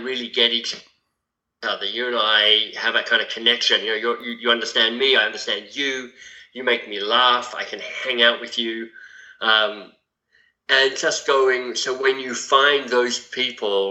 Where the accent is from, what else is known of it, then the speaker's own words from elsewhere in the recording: Canberra, Australian Capital Territory, Australia; moved away as an adult; now in Toronto, Canada; in Canberra, my hometown